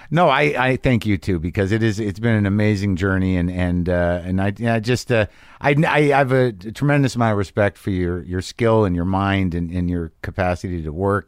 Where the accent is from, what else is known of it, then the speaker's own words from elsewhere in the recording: United States; as an American person